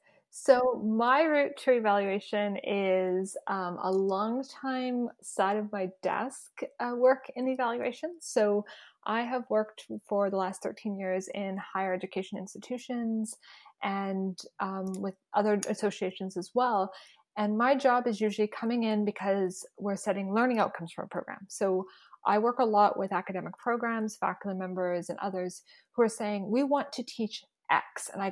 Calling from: Saskatoon, Saskatchewan, Canada; also born or lived in Dish With One Spoon territory; I'm joining you from Treaty 6 territory in the homeland of the Métis, also known as Saskatoon, Saskatchewan.

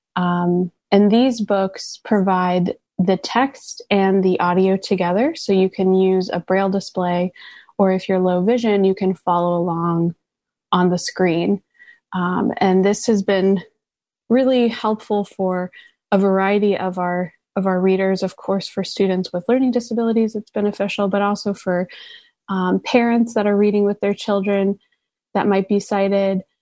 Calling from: New York City, New York, United States; I'm calling in from Brooklyn, New York

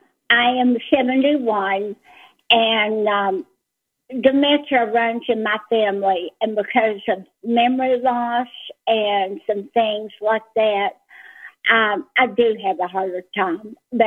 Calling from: Texas, United States; from Texas.

